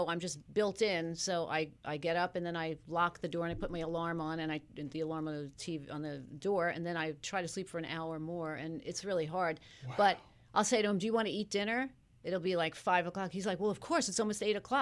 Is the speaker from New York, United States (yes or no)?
yes; Long Island, New York, United States; I grew up on Long Island